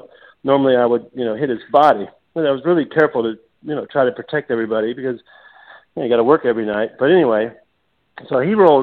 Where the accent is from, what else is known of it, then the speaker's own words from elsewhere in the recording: United States; I'm an American kid over there